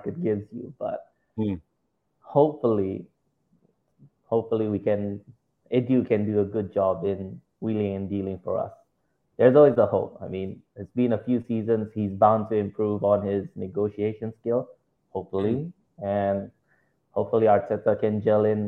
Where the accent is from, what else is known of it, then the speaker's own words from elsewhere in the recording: Indonesia; I'm from Indonesia